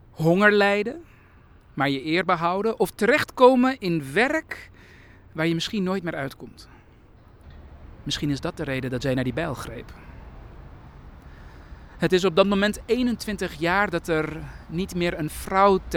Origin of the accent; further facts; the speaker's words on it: Amsterdam, North Holland, Netherlands; Ik ben een migrantenkind, opgegroeid in Amsterdam-West. Een basisschool waar eh, er geen Nederlands werd gesproken.